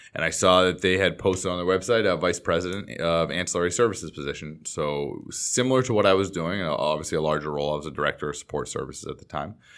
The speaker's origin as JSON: {"language": "English", "town": "Boston", "region": "Massachusetts", "country": "United States", "tie": "born or raised there", "moved": "yes", "lives_now": "Los Angeles, United States", "said": "I grew up in the Boston area"}